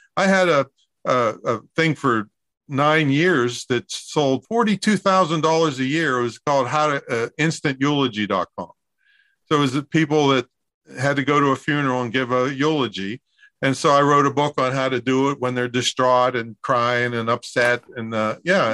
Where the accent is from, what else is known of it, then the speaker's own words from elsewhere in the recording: Claysville, Pennsylvania, United States; moved away; It's it's Claysville, Pennsylvania